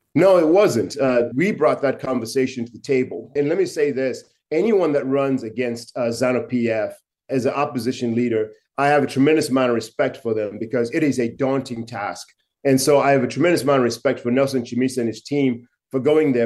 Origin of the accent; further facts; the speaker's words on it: Chinhoyi, Mashonaland West, Zimbabwe; my hometown in Chinoy